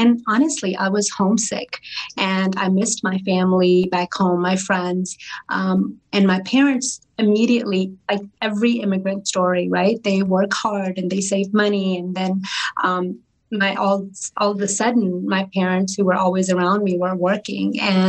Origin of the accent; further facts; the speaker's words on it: Atlanta, Georgia, United States; also born or lived in India; So we left India in the 80s and I was 9 years old. We came directly to Atlanta, which is my home state. I've been here pretty much majority of my life.